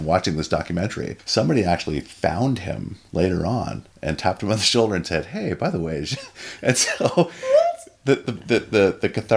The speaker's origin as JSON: {"language": "English", "country": "Canada", "said": "as a Canadian"}